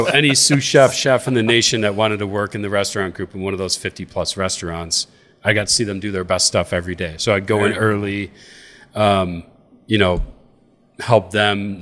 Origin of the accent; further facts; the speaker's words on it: Boston, New York, United States; moved away; From the Buffalo area, from a little town called Boston, New York